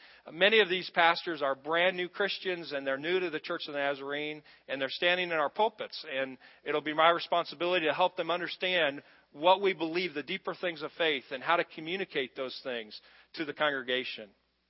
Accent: United States; growing up in America

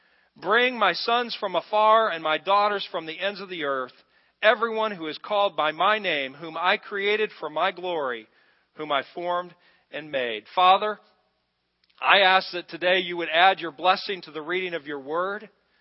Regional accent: United States; growing up in America

